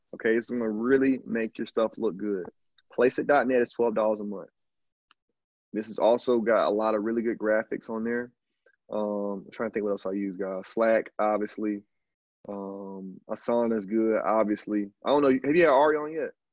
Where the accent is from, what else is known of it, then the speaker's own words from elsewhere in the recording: Alabama, United States; moved away as an adult; also born or lived in Canada / Brazil; I'm just a dude from from from the country, dog. I'm from Alabama